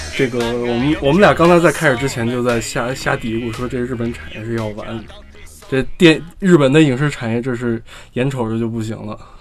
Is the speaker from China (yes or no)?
yes; China; 我们中国人的生活相对比较的，还是比较的有活力的